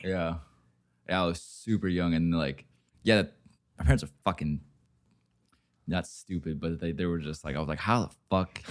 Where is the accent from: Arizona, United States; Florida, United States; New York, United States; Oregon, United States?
Oregon, United States; I'm from Oregon.